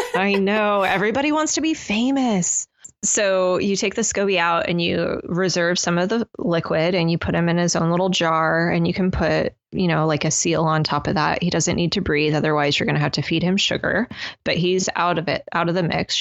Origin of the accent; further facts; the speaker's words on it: United States; us as American citizens